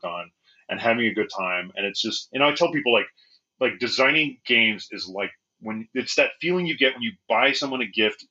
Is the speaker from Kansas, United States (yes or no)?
no; Bakersfield, California, United States; moved away; I'm from Bakersfield, California, and much of my family is still down there.